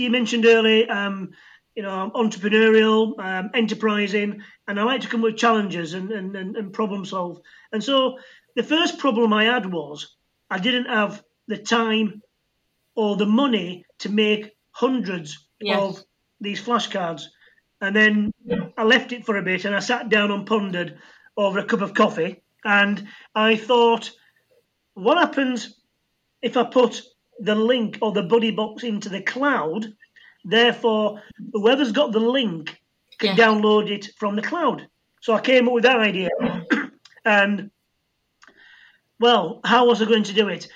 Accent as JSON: {"language": "English", "region": "Yorkshire and the Humber", "country": "United Kingdom", "said": "being a Yorkshireman"}